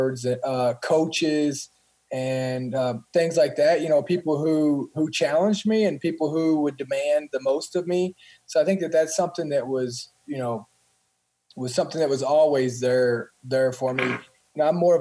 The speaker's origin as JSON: {"language": "English", "town": "Columbia", "region": "Kentucky", "country": "United States", "tie": "born or raised there", "said": "I grew up in a small town, Columbia, Kentucky, and it's South Central Kentucky"}